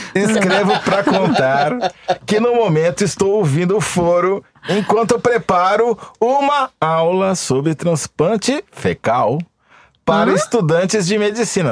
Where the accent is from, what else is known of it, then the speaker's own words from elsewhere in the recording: Matão, São Paulo, Brazil; eu sou de Matão